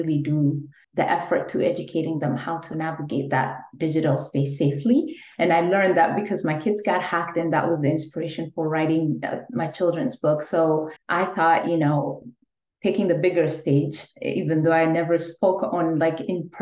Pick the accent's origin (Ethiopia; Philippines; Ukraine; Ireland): Ethiopia; moved away as an adult; So I'm an immigrant from Ethiopia, and I'm a career changer from a completely different field because I used to be in the legal field back home when I was in Ethiopia